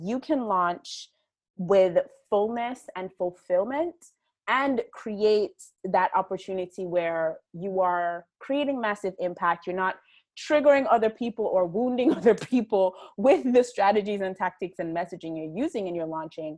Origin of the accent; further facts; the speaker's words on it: Jamaica; I am Jamaican. I live and work in Jamaica